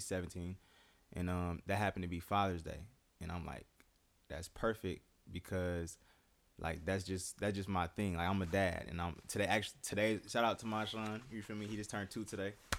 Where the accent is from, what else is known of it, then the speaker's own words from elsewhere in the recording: United States; growing up in the Quad Cities